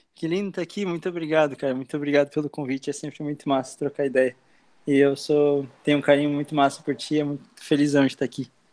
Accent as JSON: {"language": "Portuguese", "town": "Blumenau", "region": "Santa Catarina", "country": "Brazil", "tie": "born or raised there", "also_born_or_lived": "Argentina", "lives_now": "Itajaí, Brazil", "said": "eu tenho 23 anos e nasci em Blumenau. Tô morando aqui em Itajaí já faz acho que uns, uns três anos"}